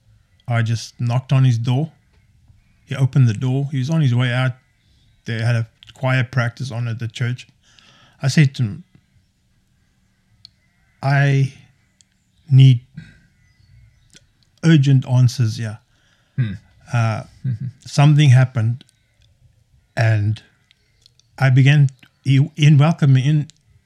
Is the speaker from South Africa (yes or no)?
yes; South Africa; played rugby, obviously, being South African, playing rugby